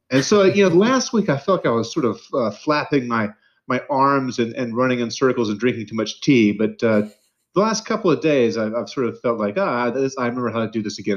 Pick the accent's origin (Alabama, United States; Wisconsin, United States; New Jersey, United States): Alabama, United States; Mobile; also born or lived in Mississippi / Florida / Louisiana; I grew up in the South, the Deep South. So, you know, I was born in Mississippi. Uh, I lived uh, briefly in Florida and Louisiana. Uh, a lot of my like kind of early childhood was spent in Mobile, Alabama